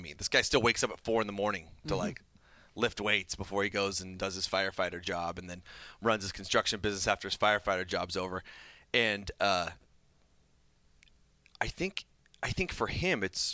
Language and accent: English; Mesa, Arizona, United States; also born or lived in Gilbert, Arizona / the Valley (Phoenix area); I was born in Mesa, Arizona. I live in Gilbert now